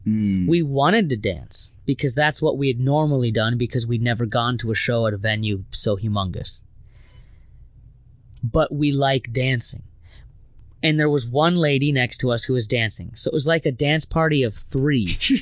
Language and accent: English; Minnesota, United States; being all Minnesotan, we looked at each other and was like, "Oh, sorry."